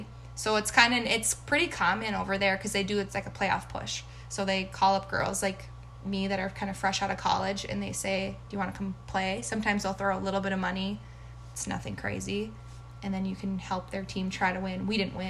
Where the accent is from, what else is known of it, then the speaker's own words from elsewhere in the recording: Shakopee, Minnesota, United States; I worked for my hometown in Shakopee.